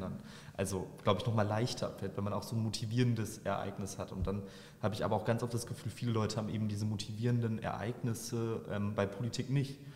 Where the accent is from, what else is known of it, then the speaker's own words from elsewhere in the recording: Bochum, North Rhine-Westphalia, Germany; Ich bin in Wattenscheid aufgewachsen